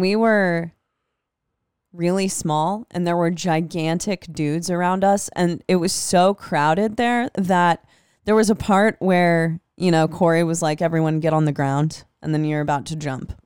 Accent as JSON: {"language": "English", "town": "Des Moines", "region": "Iowa", "country": "United States", "said": "I'm from Des Moines"}